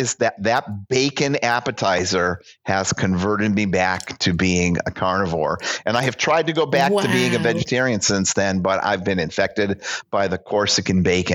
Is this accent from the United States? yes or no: yes; United States; I am so unproud to call myself an American.